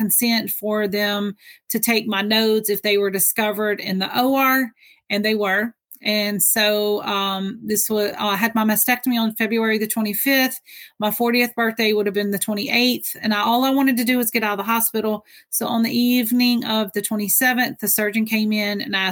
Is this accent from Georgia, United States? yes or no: yes; Georgia, United States; now in New York, United States; I'm originally from Georgia